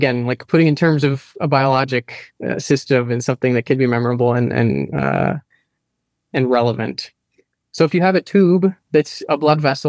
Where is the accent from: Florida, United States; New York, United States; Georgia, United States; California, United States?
Florida, United States; I grew up in Florida